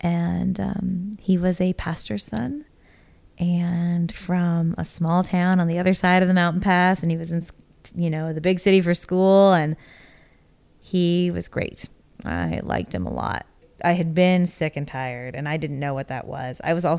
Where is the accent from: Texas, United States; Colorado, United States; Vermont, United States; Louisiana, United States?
Texas, United States; Houston; born there; I've been in Texas since 2009, but actually I was born here in Houston in 1983.